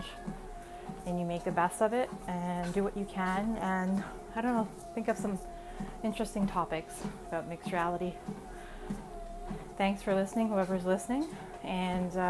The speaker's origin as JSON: {"language": "English", "town": "Toronto", "region": "Ontario", "country": "Canada", "tie": "born or raised there", "moved": "yes", "lives_now": "Ottawa, Canada", "said": "I'm born Canadian from TDOT"}